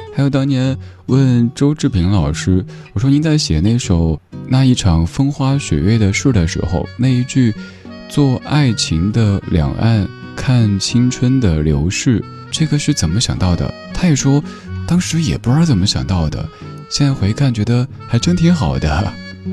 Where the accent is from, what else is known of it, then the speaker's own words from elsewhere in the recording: Sichuan, China; accent: Sichuanese; 我家乡话四川话